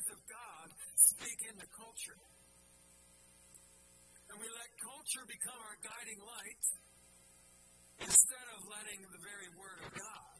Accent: Philadelphia, Pennsylvania, United States; I'm from Philadelphia and we say things like use guys and stuff like

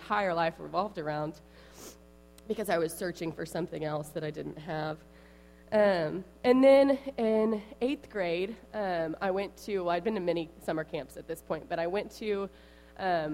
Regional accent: Tulsa, Oklahoma, United States; moved away as an adult; also born or lived in Dallas, Texas; now in Temple, United States; I grew up in Tulsa, Oklahoma.

